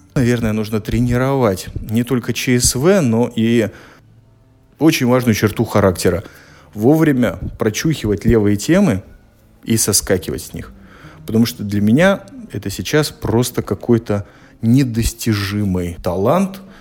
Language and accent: Russian; Latvia; Я из Латвии, вы понимаете, что немножко притормозить – это моя национальная черта